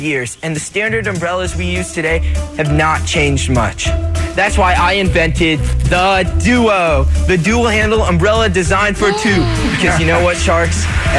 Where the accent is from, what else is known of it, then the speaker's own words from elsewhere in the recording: Los Angeles, California, United States; I'm from Los Angeles, California.